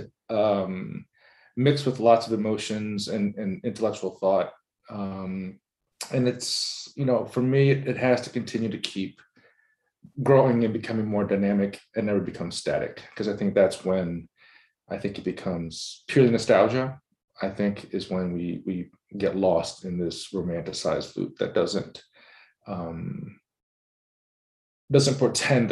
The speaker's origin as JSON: {"language": "English", "town": "Atlanta", "region": "Georgia", "country": "United States", "tie": "born or raised there", "also_born_or_lived": "West Coast", "moved": "as an adult", "said": "I grew up in the South, I grew up in Atlanta"}